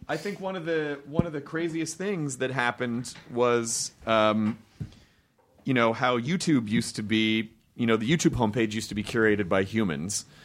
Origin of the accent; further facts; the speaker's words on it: Memphis, Tennessee, United States; I'm from Memphis